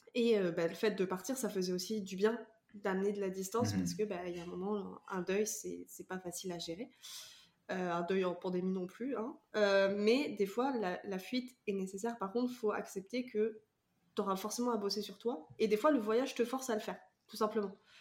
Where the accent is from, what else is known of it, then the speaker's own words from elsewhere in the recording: Vendée, Pays de la Loire, France; je viens de Vendée